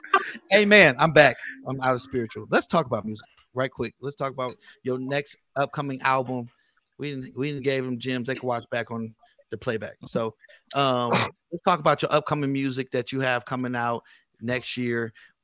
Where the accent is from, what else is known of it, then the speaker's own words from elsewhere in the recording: Richmond, California, United States; I'm from the Bay Area, California. Oh, Richmond.